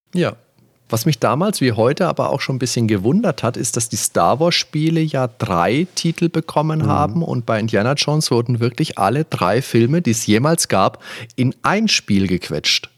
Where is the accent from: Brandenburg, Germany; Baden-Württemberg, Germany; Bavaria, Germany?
Bavaria, Germany; Würzburg; das war bei uns in Würzburg